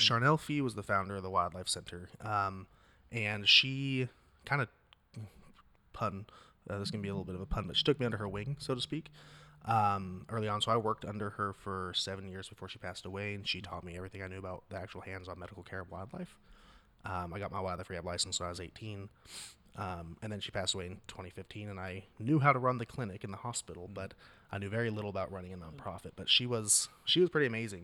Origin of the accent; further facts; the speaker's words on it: Astoria, Oregon, United States; I'm from the North Coast